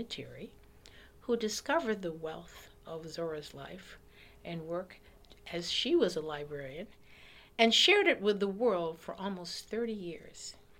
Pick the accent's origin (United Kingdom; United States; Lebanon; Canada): United States; Boston, Massachusetts; moved away; Roxbury was then the black enclave in Boston. And I grew up in Roxbury.